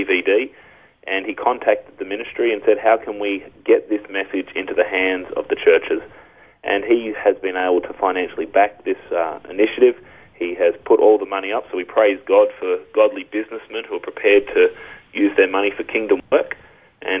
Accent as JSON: {"language": "English", "country": "Australia", "said": "as an Aussie"}